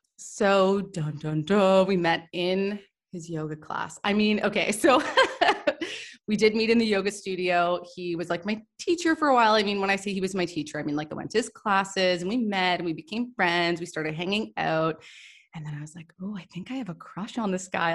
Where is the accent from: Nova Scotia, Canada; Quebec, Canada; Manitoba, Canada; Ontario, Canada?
Ontario, Canada; Toronto; also born or lived in Goa, India; I'm from Toronto, I'm from Canada